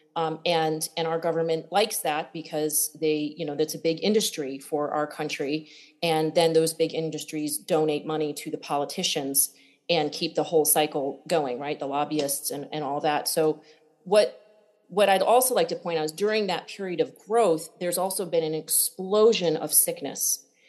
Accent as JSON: {"language": "English", "region": "Connecticut", "country": "United States", "tie": "born or raised there", "said": "I grew up in Connecticut uh, and barefoot, a big farm growing food"}